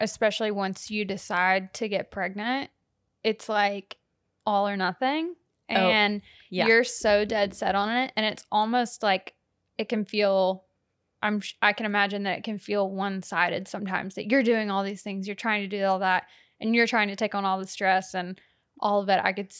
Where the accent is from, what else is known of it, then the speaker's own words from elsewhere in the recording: the South, United States; We're from the South.